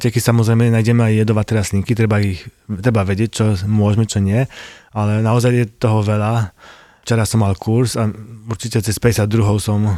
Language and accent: Slovak; Poland; first language Polish; Slovak is a second language; now in Slovakia; Postupne sa cítim viac ako Slovák. Slovenčina je mi prirodzenejšia ako polština, aj keď samozrejme počuť v tom tú moju polštinu.